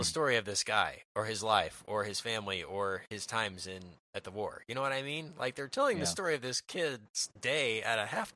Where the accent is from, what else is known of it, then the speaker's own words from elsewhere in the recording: Dallas, Texas, United States; we're from Dallas